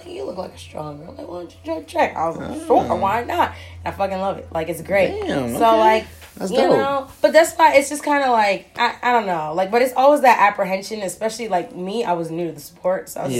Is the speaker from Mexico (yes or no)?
no; New York, United States; I'm from New York, so you know.